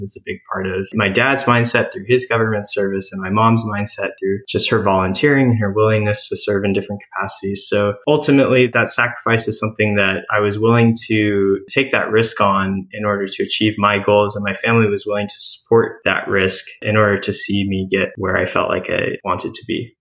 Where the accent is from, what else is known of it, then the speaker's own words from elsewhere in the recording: San Diego, California, United States; I was born and raised in the East County of San Diego